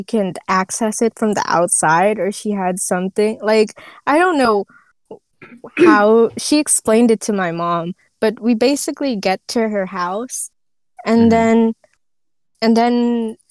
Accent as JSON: {"language": "English", "country": "Philippines", "said": "we're Filipino"}